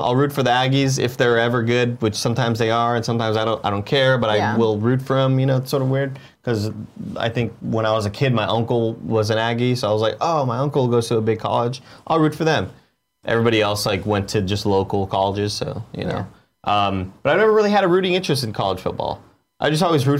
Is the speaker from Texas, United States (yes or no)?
yes; Texas, United States; I'm from Texas